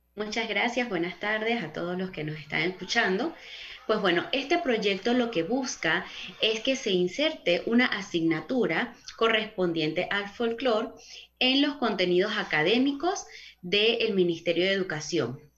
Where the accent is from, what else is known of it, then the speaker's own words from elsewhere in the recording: Panama; nosotros como panameños